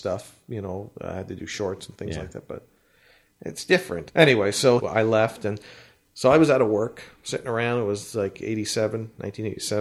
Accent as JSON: {"language": "English", "country": "Canada", "said": "We're from Canada"}